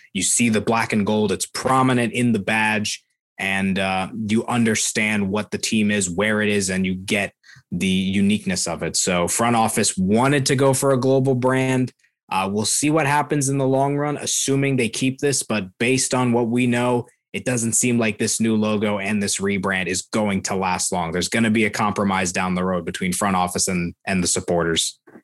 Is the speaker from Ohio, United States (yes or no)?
yes; Columbus, Ohio, United States; I was born in Columbus